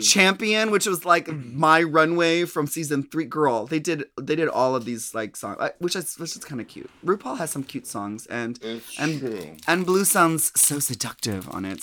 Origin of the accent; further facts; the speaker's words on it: United States; we as American queens